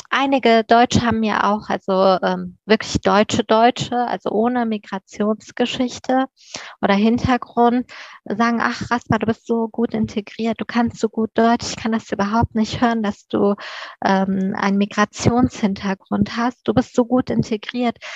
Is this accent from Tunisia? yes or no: no; Afghanistan; born there; das ist ein persischer Name, ich bin in Afghanistan geboren und ich äh, stehe auch voll und ganz zu dem, wer ich bin.